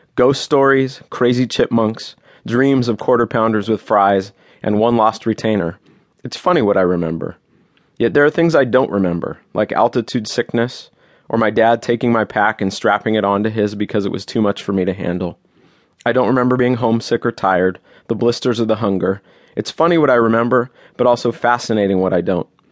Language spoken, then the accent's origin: English; Los Angeles, California, United States; I grew up in Los Angeles